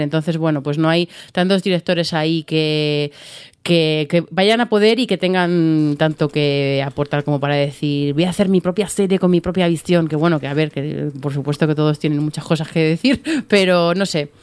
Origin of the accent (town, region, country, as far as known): Spain